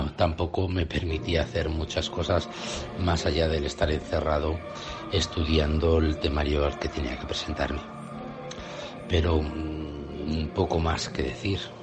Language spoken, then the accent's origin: Spanish; Spain; nosotros somos el país europeo